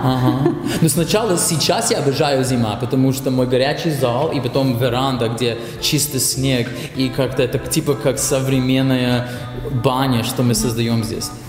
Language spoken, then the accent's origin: Russian; Canada; Russian is a second language; moved away as an adult; now in Russia; когда я родился в Канаде